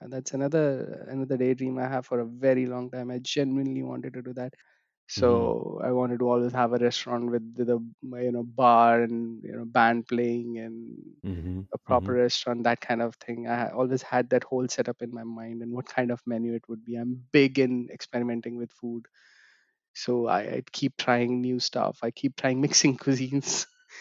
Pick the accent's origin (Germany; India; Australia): India; moved away as an adult; now in London, United Kingdom